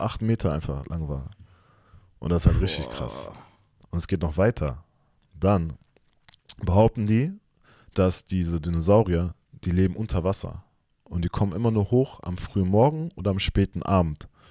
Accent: Germany; wir sind auch zum Beispiel in Deutschland aufgewachsen, geboren

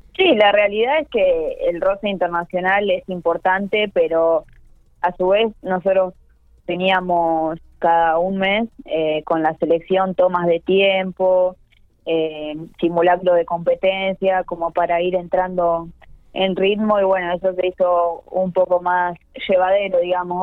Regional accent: Argentina; que somos de Argentina

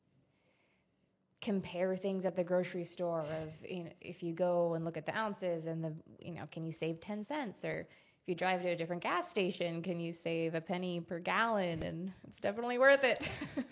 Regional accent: Coram, Montana, United States; I grew up in Coram, which is 5 minutes from the entrance of Glacier National Park

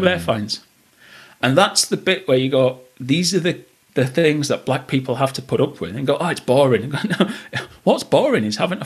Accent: Bradford, Yorkshire and the Humber, United Kingdom; moved away as an adult; also born or lived in Northern Ireland / Liverpool / Bangor; I'm from Bradford

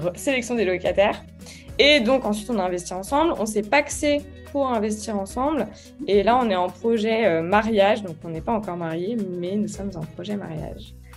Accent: Lyon, Auvergne-Rhône-Alpes, France; Je suis née à Lyon le 14 février 1994.

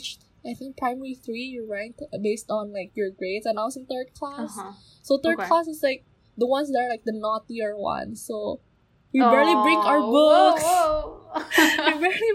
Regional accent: Indonesia; moved away as an adult; now in Japan; we are from Southeast Asia, we are from Indonesia

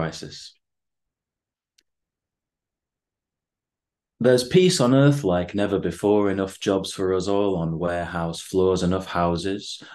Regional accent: Bacup, North West England, United Kingdom; moved away as an adult; also born or lived in Beijing; now in Manchester, United Kingdom; living in Bacup, my hometown, for a while before I moved to Manchester.

